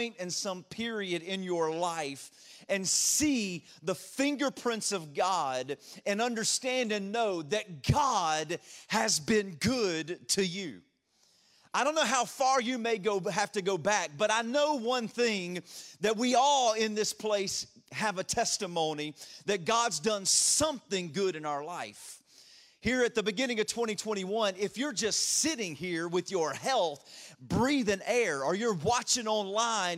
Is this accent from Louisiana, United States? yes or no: yes; Louisiana, United States; accent: a little bit of a draw; moved away as an adult; also born or lived in Detroit area; now in Ashburn, United States; I grew up in Louisiana